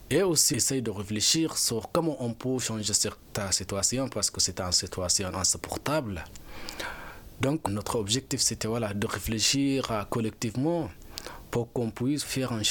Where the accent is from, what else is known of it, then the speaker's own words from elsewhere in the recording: Sudan; moved away as an adult; now in France; je suis parti du Soudan et je suis arrivé en France. En arrivant en France, j'ai déposé une demande pour avoir le statut de réfugié.